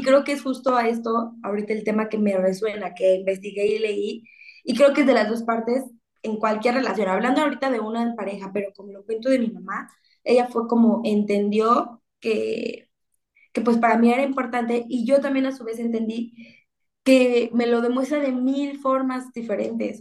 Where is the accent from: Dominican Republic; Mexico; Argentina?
Mexico; una mexicana disfrutando de nuestro país